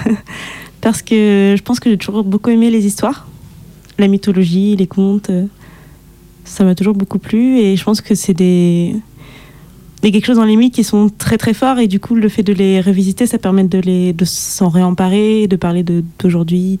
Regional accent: Guadeloupe; je suis guadeloupéenne

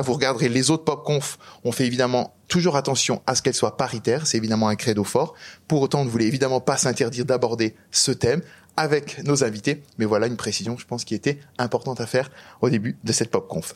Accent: Strasbourg, Grand Est, France; je viens d'Alsace, je viens de Strasbourg

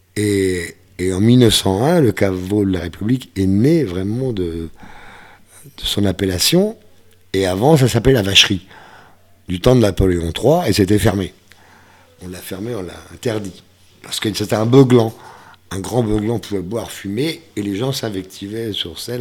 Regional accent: the Ardennes, Grand Est, France; moved away as an adult; also born or lived in Brussels, Belgium / Germany / Paris; dans ma sous-préfecture, dans les Ardennes

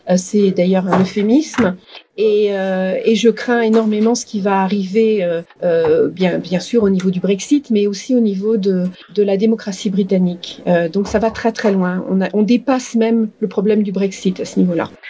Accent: France; moved away as an adult; also born or lived in Grenoble, France / Dundee, Scotland; now in United Kingdom

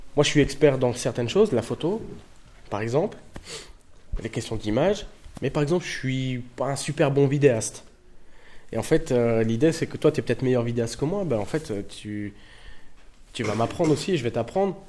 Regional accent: Tourcoing, Hauts-de-France, France; moved away as an adult; also born or lived in Roubaix / Paris; je suis né à Roubaix, j'ai grandi à Tourcoing

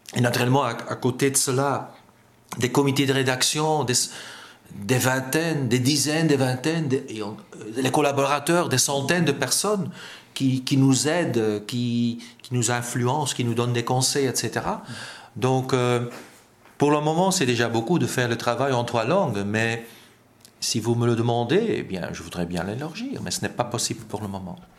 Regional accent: Flanders, Belgium; first language Dutch; French is a second language; en tant que belge

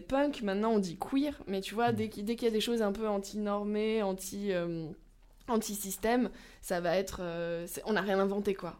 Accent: Lyon, Auvergne-Rhône-Alpes, France; ma ville natale, Lyon

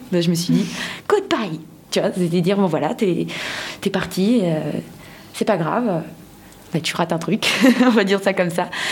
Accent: Madagascar; moved away; je viens de Madagascar et j'y tiens à mon pays

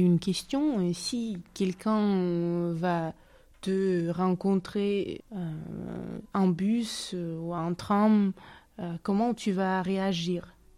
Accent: Russia; French is a second language; now in Grenoble, France; je suis russe

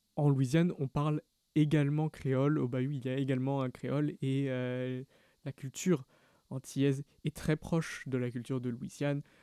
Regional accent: Bordeaux, Nouvelle-Aquitaine, France; dans les bandas chez nous à Bordeaux

